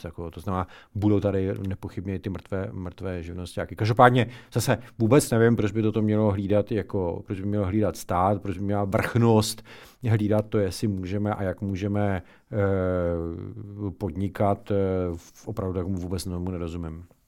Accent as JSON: {"language": "Czech", "town": "Ostrava", "region": "Moravian-Silesian Region", "country": "Czechia", "said": "oba dva jsme z Ostravy"}